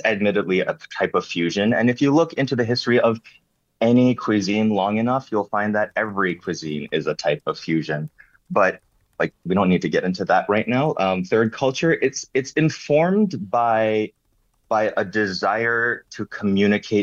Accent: Hong Kong; also born or lived in Canada / United States; now in Detroit, United States; Spaghetti was actually a thing that I grew up loving in Hong Kong

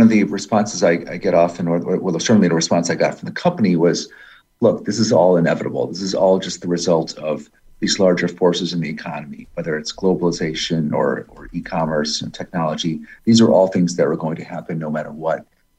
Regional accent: Pittsfield, Massachusetts, United States; growing up in Pittsfield in western Massachusetts, 2.5 hours west of Boston, right on the New York line. Used to be a very, very prosperous middle-class city fueled by General Electric, which had a big presence there in Pittsfield.

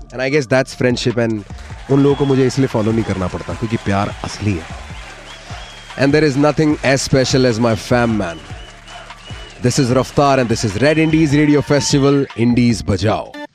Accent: Delhi, India; also born or lived in Thrissur, Kerala / Haryana; I belong to Thrissur and my mom's from Thiruvananthapuram so I am a true blue Malayali not a mix breed born in south brought up in the north Delhi में पढ़ाई करी है

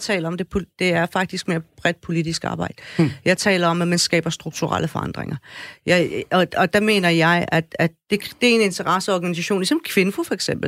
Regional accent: Afghanistan; now in Denmark; Jeg er fra mm. Afghanistan.

